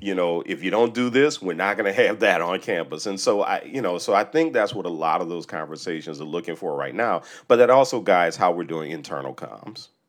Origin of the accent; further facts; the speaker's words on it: New Orleans, Louisiana, United States; I grew up in New Orleans, a predominantly black city, about sixty percent black.